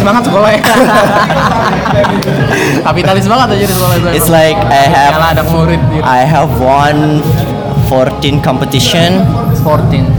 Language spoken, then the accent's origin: Indonesian; Bekasi, West Java, Indonesia; gue tinggal sih asli uh, dari kecil di Bekasi.